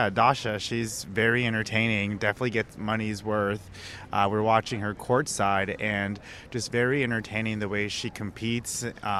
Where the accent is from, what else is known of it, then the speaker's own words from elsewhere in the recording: United States; also born or lived in Phoenix, Arizona; now in San Diego, United States; as an American here in the crowd